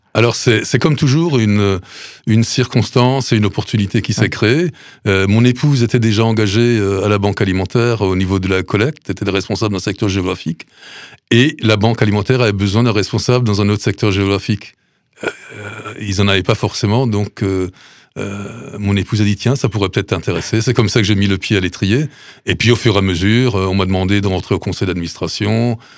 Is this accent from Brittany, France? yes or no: no; Sélestat, Grand Est, France; also born or lived in Duttenheim; je suis natif de Celesta